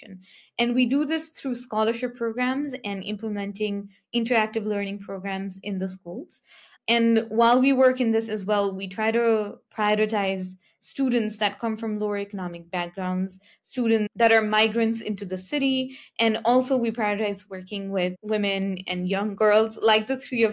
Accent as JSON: {"language": "English", "country": "Nepal", "tie": "born or raised there", "said": "I come from Nepal, which is a country in Southeast Asia"}